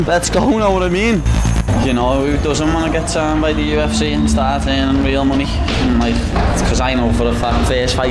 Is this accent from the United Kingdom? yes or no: yes; Liverpool, North West England, United Kingdom; I'm a Scouser